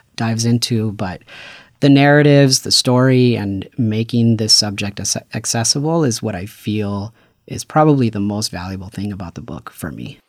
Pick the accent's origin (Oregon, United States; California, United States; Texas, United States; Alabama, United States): California, United States; Paramount; I grew up in Los Angeles. I'm from the city of Paramount